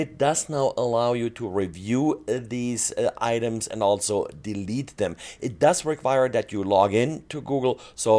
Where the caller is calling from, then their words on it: Salt Lake City, Utah, United States; today I'm recording from Salt Lake City, Utah.